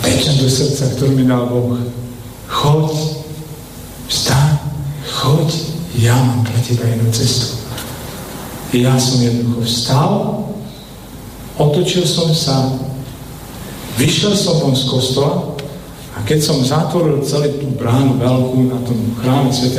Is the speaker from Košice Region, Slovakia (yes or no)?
yes; Košice, Košice Region, Slovakia; vyrastal som teda na sídlisku na Drezerom Košiciach